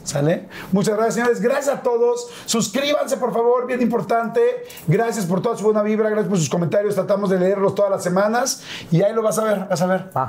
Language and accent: Spanish; Mexico; esos mexicanos que somos así